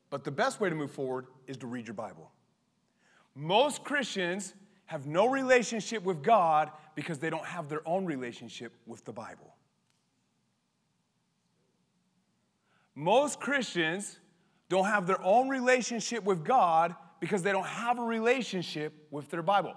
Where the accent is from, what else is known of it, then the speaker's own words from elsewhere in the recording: Colorado, United States; growing up in Colorado